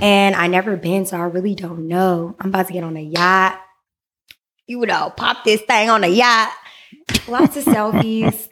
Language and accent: English; Vallejo, California, United States; I'm originally from the Bay Area, born and raised.